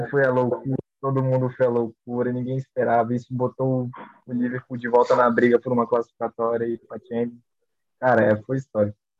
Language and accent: Portuguese; Brazil; eu sou brasileiro